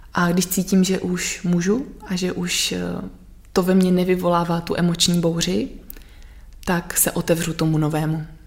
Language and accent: Czech; Sudetenland, Czechia; já pocházím vlastně z, ze Sudet